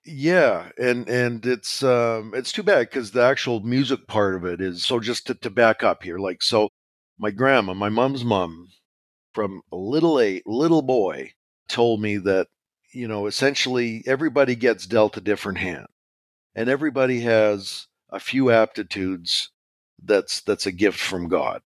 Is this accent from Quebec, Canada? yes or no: no; Regina, Saskatchewan, Canada; I was born in Regina, Saskatchewan, Canada